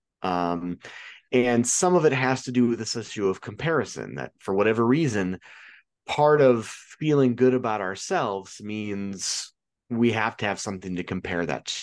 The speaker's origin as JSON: {"language": "English", "region": "Illinois", "country": "United States", "said": "I'm from Illinois"}